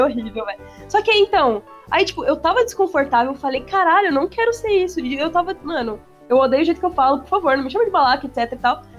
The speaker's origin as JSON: {"language": "Portuguese", "region": "São Paulo", "country": "Brazil", "accent": "paulista", "said": "eu odiava o sotaque paulista"}